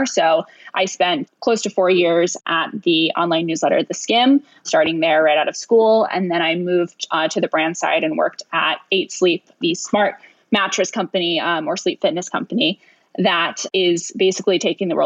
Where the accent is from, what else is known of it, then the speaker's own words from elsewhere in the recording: New York City, New York, United States; I am right now in downtown Manhattan. I actually am born and raised here, so I'm a classic New York City girl